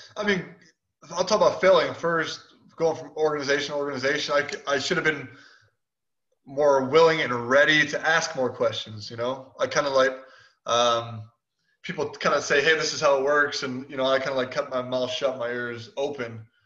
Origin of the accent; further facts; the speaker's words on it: Chicago, Illinois, United States; I'm from Chicago